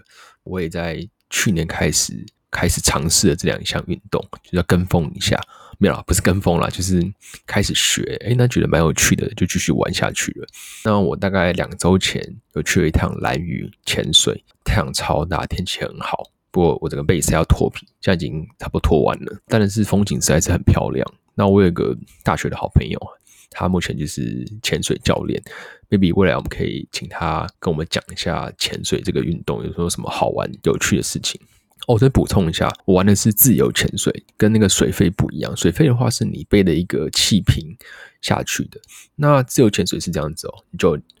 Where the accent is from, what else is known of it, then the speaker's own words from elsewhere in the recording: Taipei, Taiwan; now in Shenzhen, China; 我是台湾人，台北长大。那我现在三十岁，我大学念的是机械系。